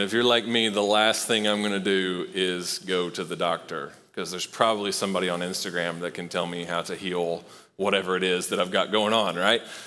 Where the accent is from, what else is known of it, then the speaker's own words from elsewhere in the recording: Knoxville, Tennessee, United States; I grew up in Knoxville